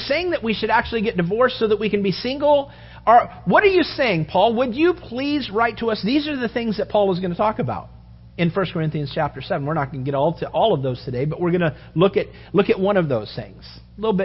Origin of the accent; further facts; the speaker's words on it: United States